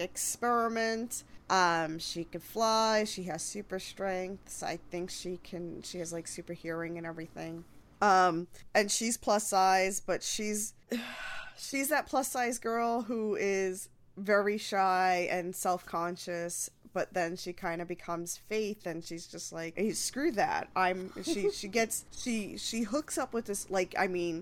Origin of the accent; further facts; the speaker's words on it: New York, United States; I'm from New York